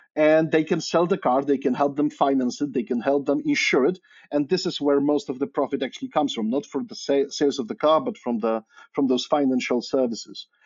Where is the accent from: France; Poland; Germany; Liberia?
Poland; moved away as an adult; also born or lived in Cambridge, Massachusetts, United States; now in Oxford, United Kingdom; I'm originally Polish. So I grew up in Poland